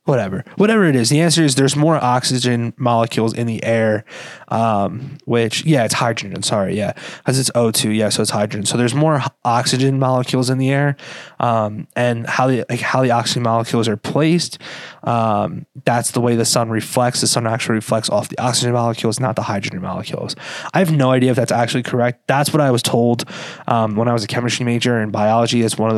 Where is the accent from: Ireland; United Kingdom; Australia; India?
Ireland; And that could be a little biased because I am Irish. My coworkers like to say that I say I'm Irish a lot.